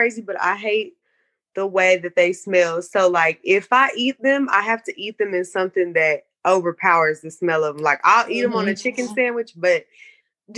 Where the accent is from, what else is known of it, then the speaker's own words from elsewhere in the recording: Kansas City, United States; I grew up in Kansas City